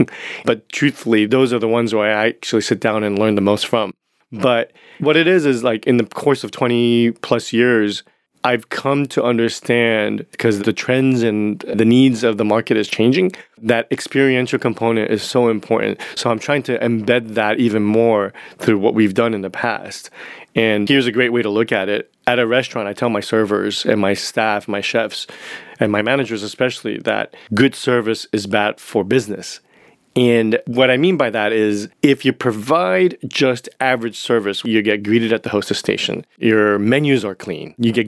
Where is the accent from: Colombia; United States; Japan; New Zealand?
Japan; also born or lived in Hong Kong; It was culturally, growing up in Japan and Hong Kong, my father and my mother, Asian parents, typically, they're not really into verbal affection